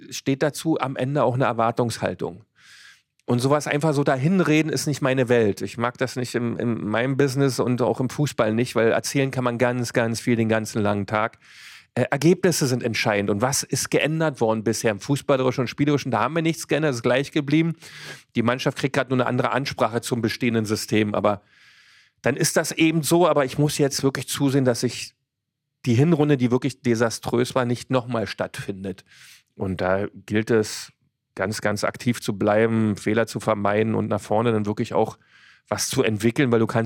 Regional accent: Cottbus, Brandenburg, Germany; Das war ja, also für mich als äh, Cottbusser, als Ossi da, da, dabei zu sein nach der, nach der 2000er, wenn wir Cottbusser waren ja nun ähm, auch ein bisschen im, im, Gespräch

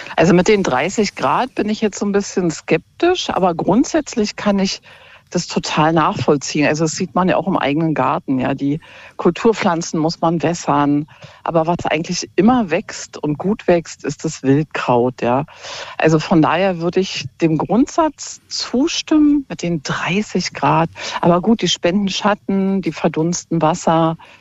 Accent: Berlin, Germany; also born or lived in Werder; eigentlich komme ich aus Berlin

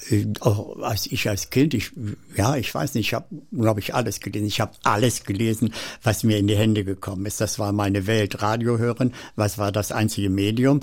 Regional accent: Seelze, Lower Saxony, Germany; also born or lived in Hettershausen, Göttingen district; wir sind dann von dort aus äh, zu meinem Großvater nach Letter bei Hannover gekommen

